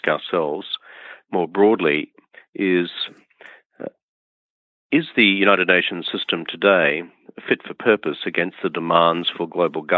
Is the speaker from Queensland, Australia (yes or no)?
yes; rural Queensland, Australia; I grew up on a share farmer's lot in rural Queensland, which is in northeastern Australia.